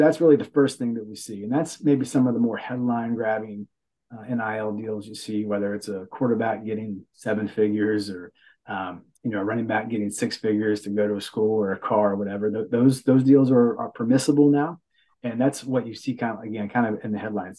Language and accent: English; Beckley, West Virginia, United States; now in Huntington, United States; I grew up in Backley in the southern part of the state.